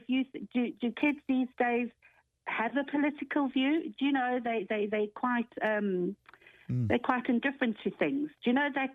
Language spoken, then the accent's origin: English; South Africa; moved away as an adult; also born or lived in London; I actually was born in London and left London when I was four, and lived in South Africa for 17 years and left in 1987